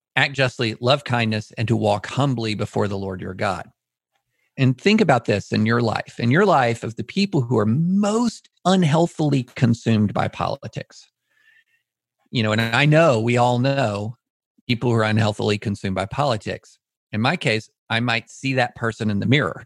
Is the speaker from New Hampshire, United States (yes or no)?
no; Auburn, Alabama, United States; I was born in Auburn.